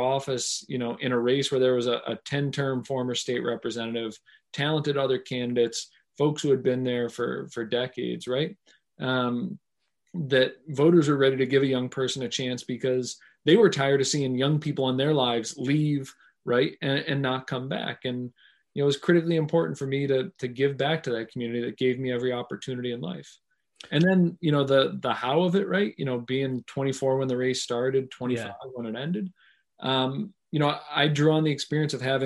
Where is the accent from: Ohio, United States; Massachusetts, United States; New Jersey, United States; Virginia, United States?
Massachusetts, United States; Pittsfield; moved away as an adult; also born or lived in Providence, Rhode Island / Washington, D.C.; I grew up in Pittsfield at a time where, General Electric was downsizing